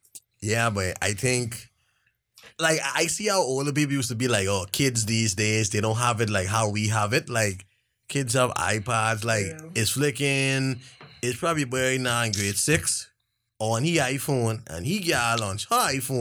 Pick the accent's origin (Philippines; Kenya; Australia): Kenya; Mombasa County; I grew up in Chippenham